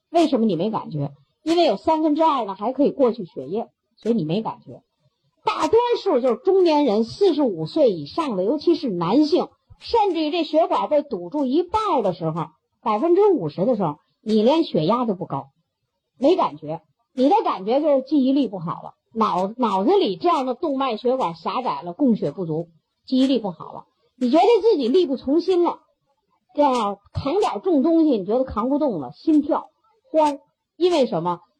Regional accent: China; 我们中国人

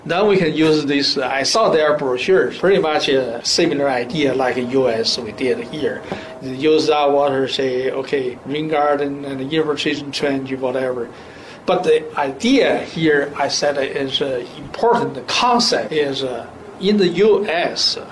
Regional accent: China; now in United States; my home country

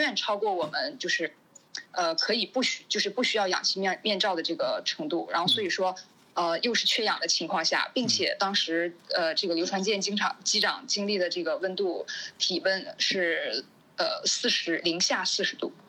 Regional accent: China; 只有回到祖国，我才是最放心的

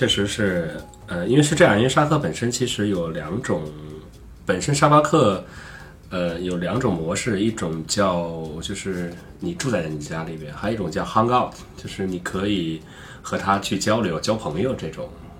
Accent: China; 我们作为中国人，而且同时又是作为一个中国的环球旅行者，这个特点

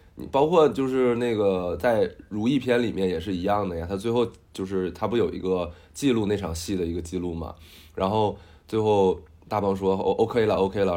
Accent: Northeast China, China; 因为我就是东北人嘛

